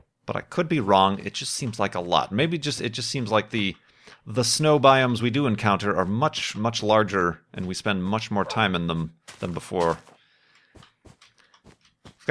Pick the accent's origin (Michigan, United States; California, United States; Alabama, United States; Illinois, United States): Illinois, United States; Chicago; moved away as an adult; now in Phoenix, United States; I'm actually originally from, grew up in Chicagoland